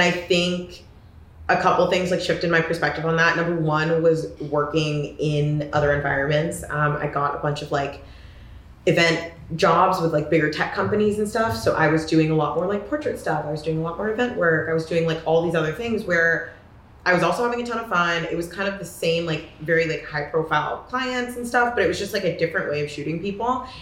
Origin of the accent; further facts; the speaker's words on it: Corvallis, Oregon, United States; I grew up in Corvallis, Oregon